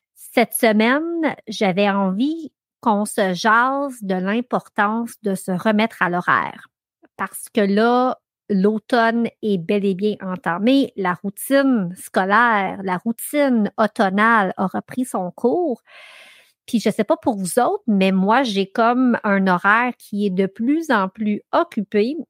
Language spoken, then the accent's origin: French; Ayer's Cliff, Quebec, Canada; j'ai grandi sur le lac Massawippi. J'ai grandi à Earthcliff, donc à l'autre bout de North Athlete.